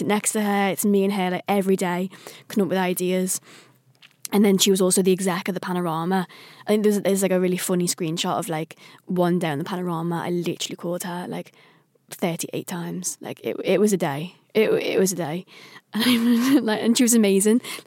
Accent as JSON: {"language": "English", "town": "Liverpool", "region": "North West England", "country": "United Kingdom", "said": "I'm a Scouser."}